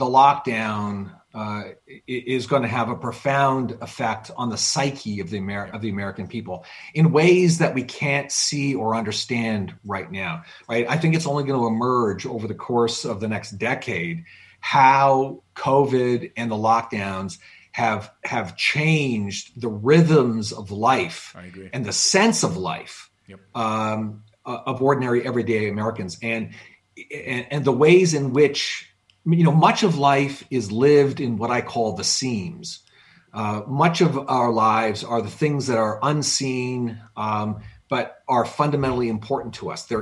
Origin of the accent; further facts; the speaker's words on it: Canada; now in United States; I am formally Canadian. I haven't lived in Canada in 40 years.